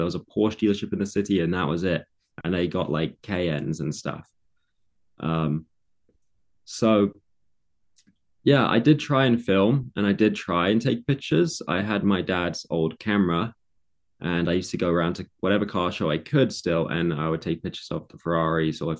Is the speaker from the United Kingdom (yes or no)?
yes; London, United Kingdom; also born or lived in Egham / Surrey; so, when I was born, I was born in London, in England, and I lived in London area, lots of different places like Egham and Surrey and um, all kinds, all over the place. I moved a lot.